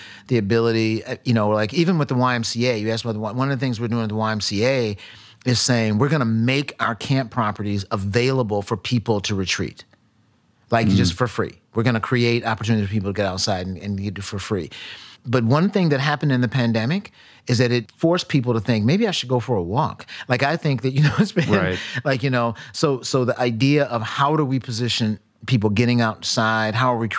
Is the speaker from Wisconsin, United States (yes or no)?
yes; Milwaukee, Wisconsin, United States; matter of fact, I grew up in Milwaukee, right?